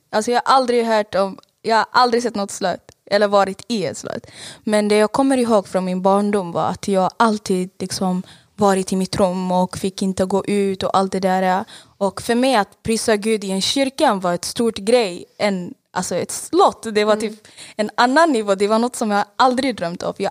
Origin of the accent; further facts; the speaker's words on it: Saudi Arabia; Eh, jag är 24 år gammal och jag är född och uppväxt i Saudiarabien. Mina föräldrar flydde till Saudiarabien för det var krig i Eritrea, så jag är eritreansk.